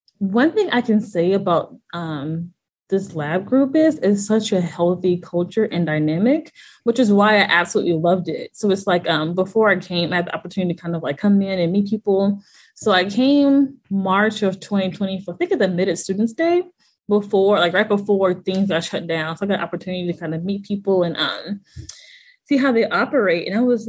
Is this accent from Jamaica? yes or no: no; Midwest, United States; I'm from the Midwest.